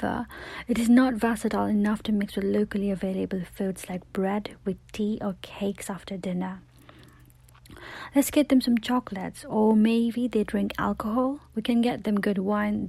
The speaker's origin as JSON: {"language": "English", "country": "Nepal", "tie": "born or raised there", "moved": "yes", "lives_now": "United Kingdom", "said": "when I was growing up in Nepal"}